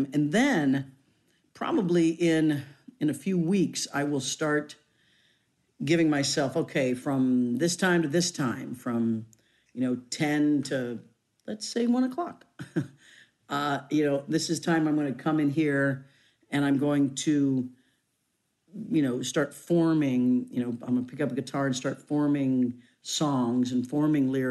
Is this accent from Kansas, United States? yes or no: yes; Leavenworth, Kansas, United States; moved away; I come from Leavenworth, Kansas